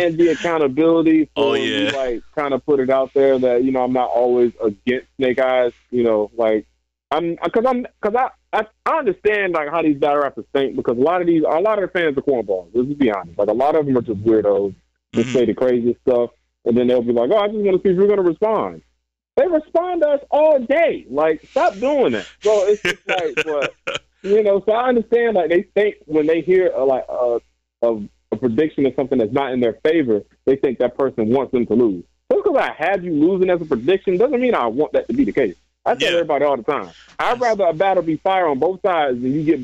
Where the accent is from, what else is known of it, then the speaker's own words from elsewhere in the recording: South Florida, United States; now in North Carolina, United States; My home state